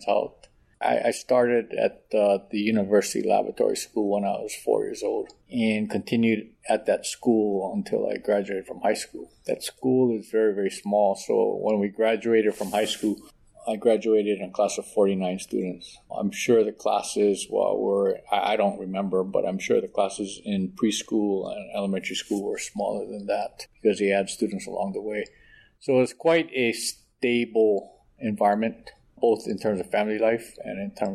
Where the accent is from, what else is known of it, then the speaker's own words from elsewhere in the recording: Honolulu, Hawaii, United States; born and raised in Honolulu.